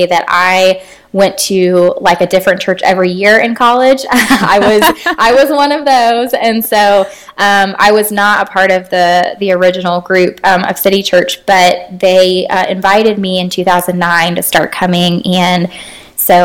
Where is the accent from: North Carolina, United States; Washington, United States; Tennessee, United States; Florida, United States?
Florida, United States; Tallahassee; I am from Tallahassee, Florida. That's where I live now